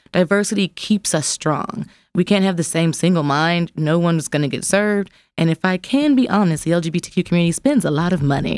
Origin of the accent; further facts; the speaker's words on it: Jackson, Mississippi, United States; now in Memphis, United States; I'm from Jax, Mississippi, which is a different kind of grit